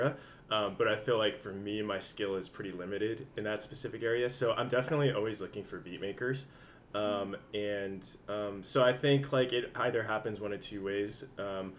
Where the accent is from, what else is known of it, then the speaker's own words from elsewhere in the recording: San Jose, California, United States; I'm originally from San Jose, been in the Bay Area for a long time